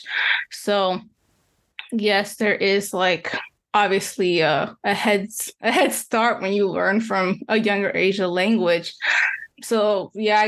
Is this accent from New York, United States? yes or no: no; Columbus, Ohio, United States; also born or lived in Chihuahua, Mexico; I grew up in Ohio, in the capital, Columbus.